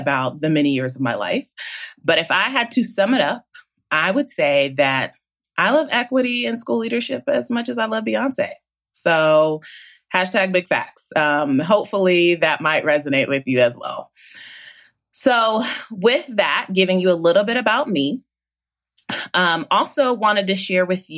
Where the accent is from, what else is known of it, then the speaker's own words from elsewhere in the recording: Columbus, Ohio, United States; moved away as an adult; also born or lived in Nashville, Tennessee / Charlotte, North Carolina; a couple years after I was born, they moved to Columbus, Ohio, which is where I was raised.